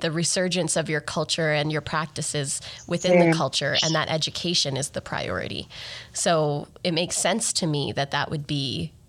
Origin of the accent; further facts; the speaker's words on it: Grande Prairie, Alberta, Canada; I was born and raised in Grand Prairie, Alberta, which is not Iqaluit and in Nunavut, but it's a northern for Alberta community.